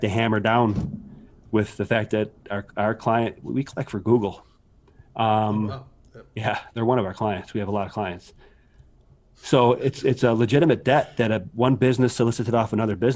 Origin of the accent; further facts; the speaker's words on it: Buffalo, New York, United States; also born or lived in Adirondacks; I'm from Buffalo